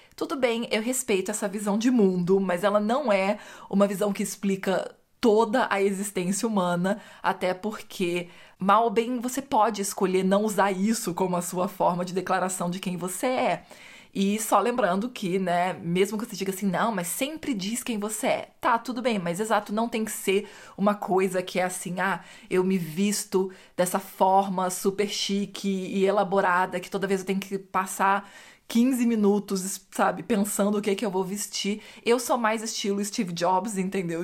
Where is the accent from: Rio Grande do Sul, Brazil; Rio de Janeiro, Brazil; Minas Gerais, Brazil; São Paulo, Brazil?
Rio de Janeiro, Brazil; eu cresci no Rio de Janeiro